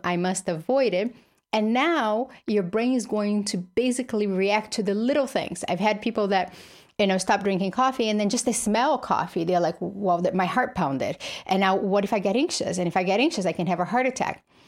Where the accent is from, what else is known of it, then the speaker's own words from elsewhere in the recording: Brazil; moved away; I grew up in Brazil, poor with his single mother